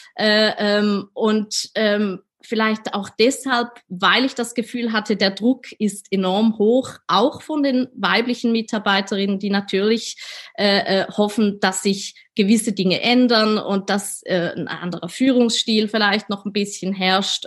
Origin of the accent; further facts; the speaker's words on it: Switzerland; accent: Swiss; meinen Schweizer Akzent